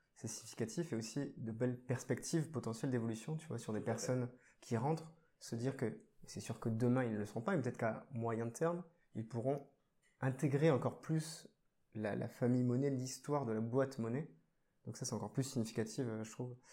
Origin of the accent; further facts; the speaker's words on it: Bordeaux, Nouvelle-Aquitaine, France; je suis bordelais